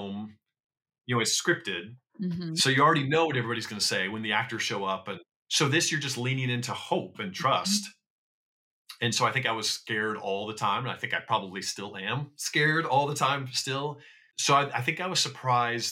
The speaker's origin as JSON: {"language": "English", "region": "Iowa", "country": "United States", "tie": "born or raised there", "moved": "as an adult", "lives_now": "Los Angeles, United States", "said": "I grew up in Iowa"}